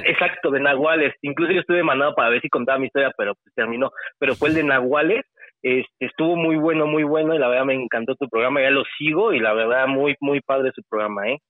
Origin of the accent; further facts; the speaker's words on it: State of Mexico, Mexico; Soy del Estado de México